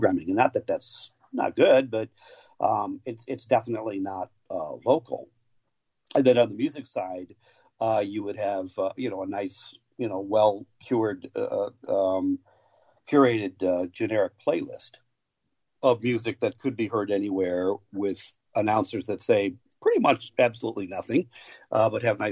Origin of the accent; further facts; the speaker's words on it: Buffalo, New York, United States; now in Milwaukee, United States; I grew up in Buffalo and live in Milwaukee now